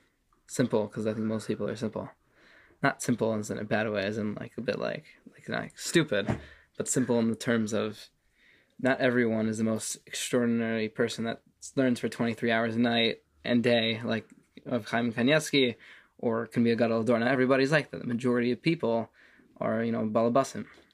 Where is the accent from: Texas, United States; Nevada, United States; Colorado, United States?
Nevada, United States; Las Vegas; moved away as an adult; also born or lived in Jerusalem, Israel; now in Israel; But I was born here. And then when I was about 3 years old, my parents had difficulty financially, and they decided to make Yerida. And we moved to Las Vegas